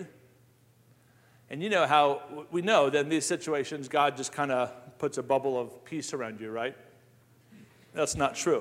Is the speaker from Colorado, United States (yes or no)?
yes; Colorado Springs, Colorado, United States; Fort Carson, where I grew up